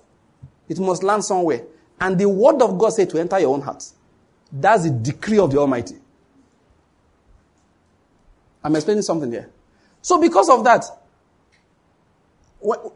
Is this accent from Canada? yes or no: no; Western Nigeria, Nigeria; I'm from Western Nigeria